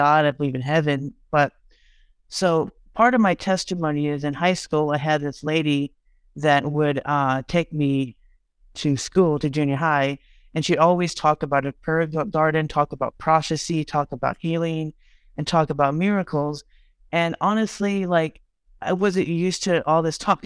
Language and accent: English; Texas, United States; I'm from Texas